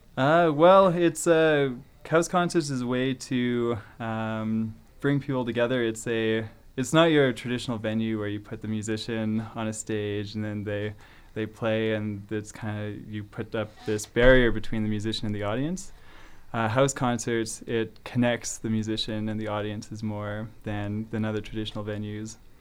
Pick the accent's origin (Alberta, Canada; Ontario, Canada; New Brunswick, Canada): Alberta, Canada; Calgary; moved away as an adult; now in Prince George, Canada; I grew up in Calgary